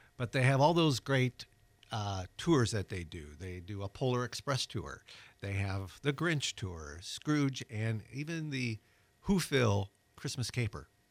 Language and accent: English; Wisconsin, United States; now in Pensacola, United States; I'm originally from Wisconsin